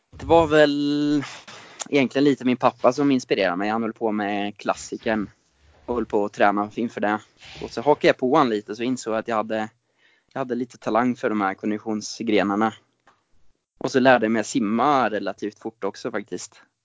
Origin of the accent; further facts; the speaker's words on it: Ljungsbro, Östergötland, Sweden; also born or lived in Norway; jag är upp, uppvuxen i eh, Ljungsbro strax utanför Linköping och det är där jag är just nu också